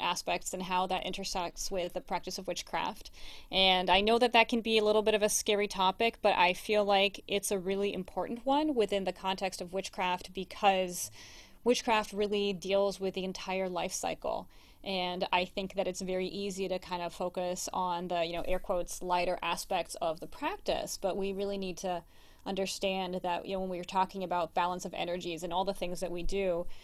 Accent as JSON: {"language": "English", "country": "Brazil", "moved": "yes", "lives_now": "United States", "said": "I'm originally from Brazil, as most of you know by now, and I have a cousin who I'm very close to who still lives back home in Rio."}